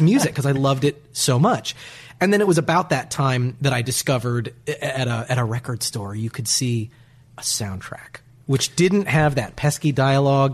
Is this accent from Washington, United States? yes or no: yes; Bellingham, Washington, United States; moved away; I grew up in Bellingham, Washington